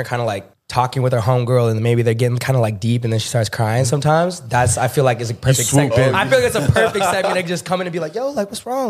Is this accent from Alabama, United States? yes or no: no; Orange County, California, United States; I'm from Orange County.